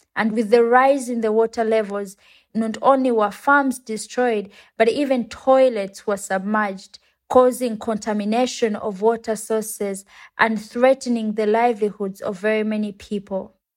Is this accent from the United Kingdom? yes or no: no; Uganda; I come from Uganda and it's a country in Africa